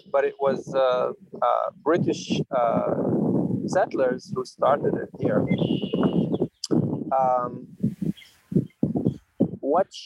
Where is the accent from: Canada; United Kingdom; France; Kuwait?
Kuwait; Kuwait City; I grew up in Kuwait, which is a desert. The uh, only city at the time in Kuwait was Kuwait City